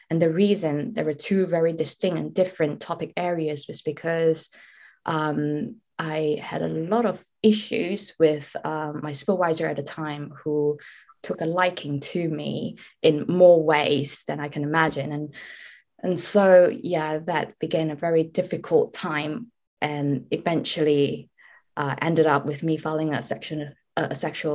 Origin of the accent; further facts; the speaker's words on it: Malaysia; So I come from Malaysia, where I didn't really have the means to, you know, fund myself to study abroad.